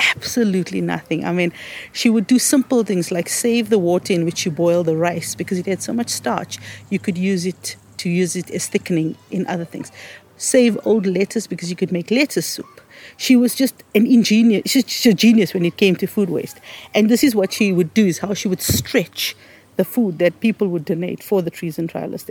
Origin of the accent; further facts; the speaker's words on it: South Africa; living in a South African context as an Indian, because we were black, um, you know, we were squashed into the, what was called the Asiatic Bazaar